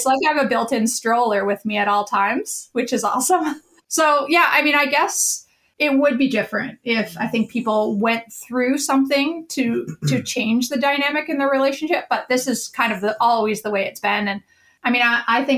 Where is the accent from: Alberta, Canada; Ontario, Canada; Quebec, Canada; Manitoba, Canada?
Manitoba, Canada; Winnipeg; my hometown in Winnipeg